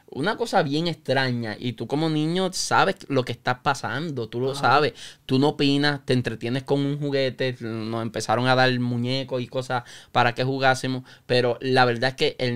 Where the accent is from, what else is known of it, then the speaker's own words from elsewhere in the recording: Yauco, Puerto Rico; born there; also born or lived in Peñuelas / Lares / Santa Isabel / Aguada; yo nací en el pueblo de Yauco, viví en Peñuela, viví en Lares, en Santa Isabel, en Aguada, en Añasco.